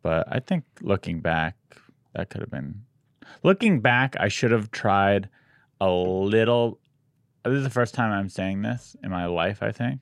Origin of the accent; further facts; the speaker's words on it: San Diego, California, United States; also born or lived in Long Beach / Santa Cruz; I grew up in San Diego